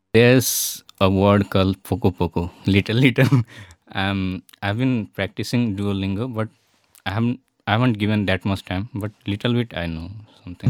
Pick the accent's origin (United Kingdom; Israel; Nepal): Nepal; also born or lived in India / Italy; now in Wroclaw, Poland; I'm from Nepal because I don't look like from Nepal